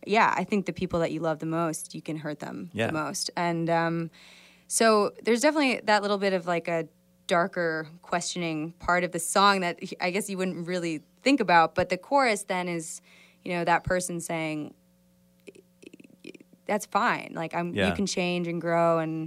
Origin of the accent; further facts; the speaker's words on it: Midwest, United States; This is a song that I wrote about the Midwest, about my hometown, my family.